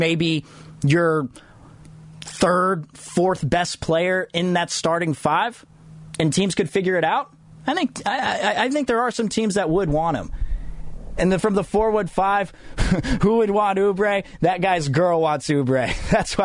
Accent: United States; I'm American, but my entire family's English

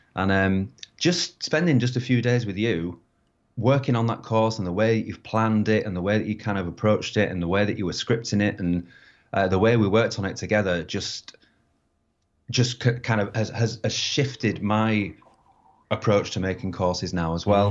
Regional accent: United Kingdom; being British

